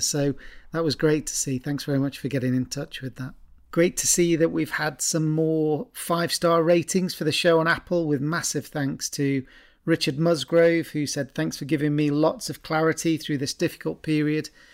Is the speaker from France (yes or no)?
no; Stoke-on-Trent, West Midlands, United Kingdom; I'm from Stoke originally.